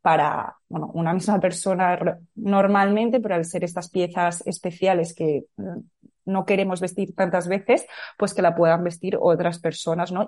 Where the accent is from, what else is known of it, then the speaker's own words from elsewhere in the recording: Madrid, Community of Madrid, Spain; also born or lived in California, United States; nací en Madrid y viví aquí toda mi vida